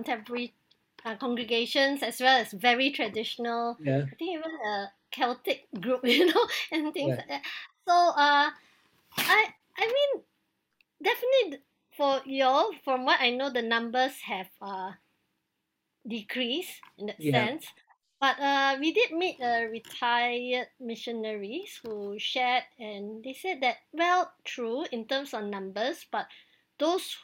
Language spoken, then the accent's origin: English; Penang, Malaysia; first language English; At home, we also speak Hokkien, which is our dialect. It's a predominant dialect in Penang